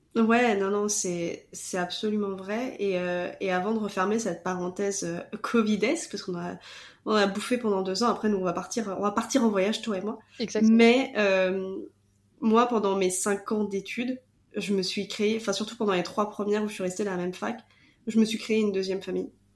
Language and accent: French; Vendée, Pays de la Loire, France; moved away as an adult; now in Quebec, Canada; je suis de Vendée